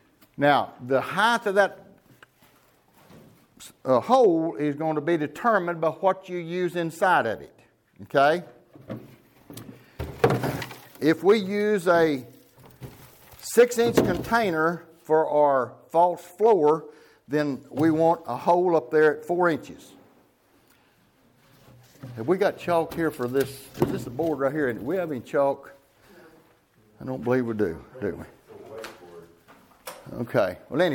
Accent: Kingston, Oklahoma, United States; Okay, well … from Kingston, Oklahoma. We're in the greenhouse business for 54 years.

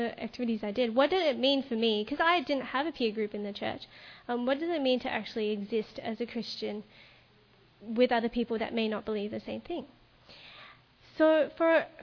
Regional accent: Melbourne, Victoria, Australia; I grew up in Melbourne in a church called the Melbourne Seventh-day Adventist Church

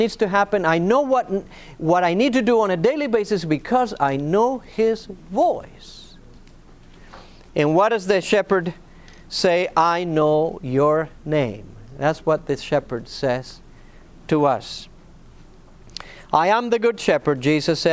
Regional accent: Argentina; moved away; also born or lived in Northern California; I was born and raised in Argentina

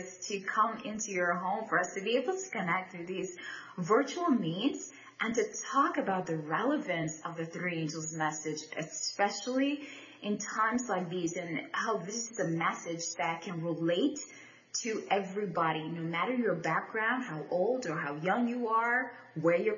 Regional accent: Bahamas; I'm from the Bahamas

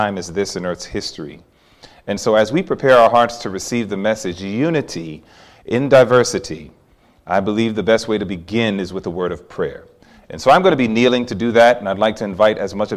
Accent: New York City, New York, United States; growing up in New York City

